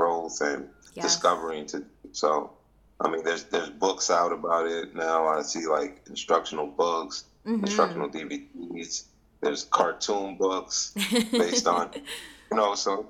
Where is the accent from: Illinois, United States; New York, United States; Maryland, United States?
New York, United States; New York City; I'm from East Harlem, New York.